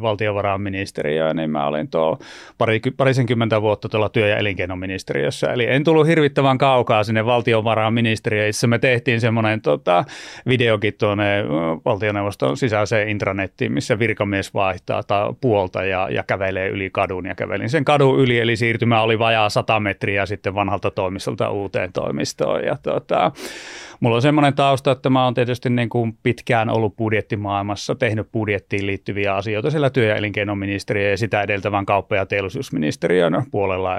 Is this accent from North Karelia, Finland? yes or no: yes; Lieksa, North Karelia, Finland; moved away as an adult; also born or lived in Turku; aina pitää muistaa ne synnyn, synnyn sijat ja konnut tuolta Itä-Suomesta. Eli mä olen Lieksasta lähtöisin